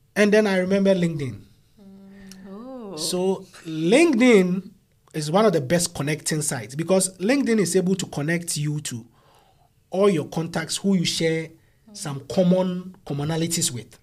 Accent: Ghana; moved away as an adult; now in Sydney, Australia; I come from Ghana

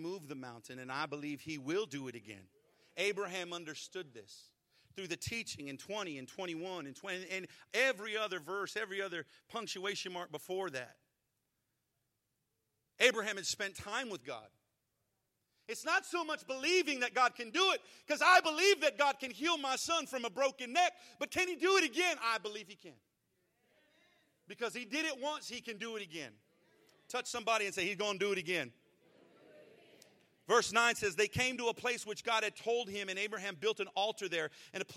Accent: Arizona, United States; moved away as an adult; now in Texas, United States; I grew up in Arizona

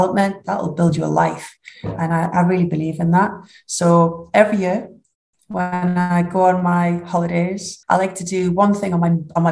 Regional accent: United Kingdom; accent: northern; I don't think you could get much more northern than that. So I hope you're going to subtitle or dub this for my accent

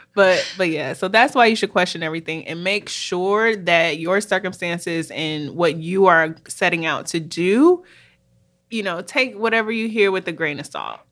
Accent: Minneapolis, Minnesota, United States; moved away as an adult; also born or lived in Washington, D.C.; we're actually sisters, and we were born and raised in Minneapolis, Minnesota

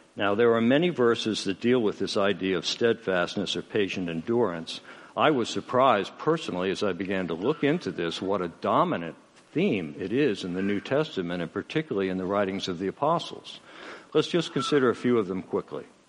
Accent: United States; I'm an American

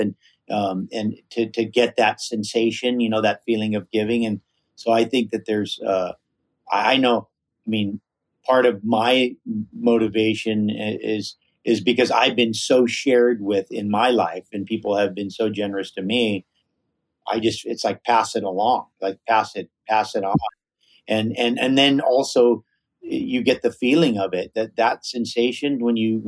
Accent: Hawaii, United States; growing up in Hawaii with kind of more of a Polynesian philosophy

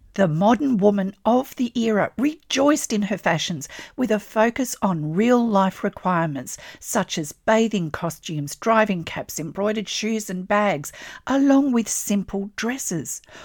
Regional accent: Australia; I'm an Australian textile artist

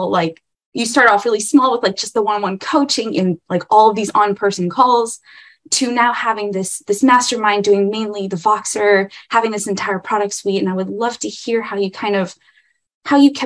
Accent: Irvine, California, United States; I am from Irvine, California

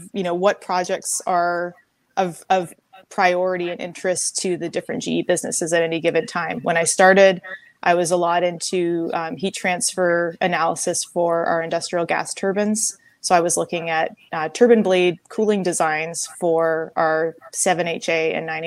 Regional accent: Victoria, British Columbia, Canada; moved away as an adult; I was born and raised in Victoria, BC, Canada.

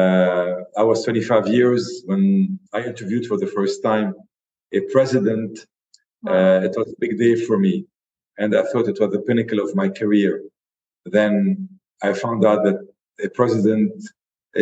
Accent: Lebanon

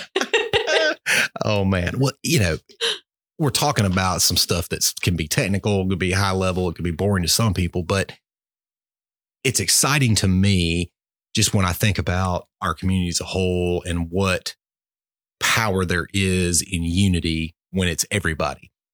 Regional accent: Albany, United States; I grew up in Albany

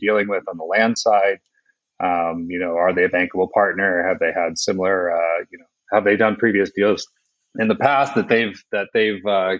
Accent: United States; moved away as an adult; also born or lived in Scotland; now in United Kingdom; I'm an American, but I'm also an expat. So I've been living in the UK for about the last 15 years

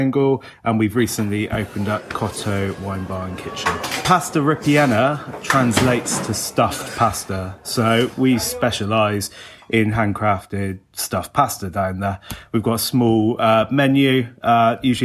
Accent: Bristol, South West England, United Kingdom; As someone who's grown up in central Bristol, I grew up in St. Werther's, me and Ben did

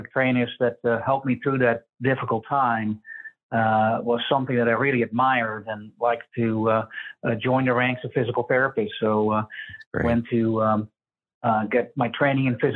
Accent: a little town outside of Amsterdam, North Holland, Netherlands; now in Omaha, United States; I grew up in Europe, in Amsterdam, just a little town outside of Amsterdam.

